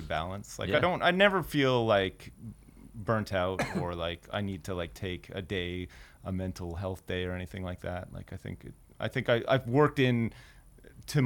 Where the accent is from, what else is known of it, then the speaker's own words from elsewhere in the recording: Canada; moved away; my friends that I grew up with in Canada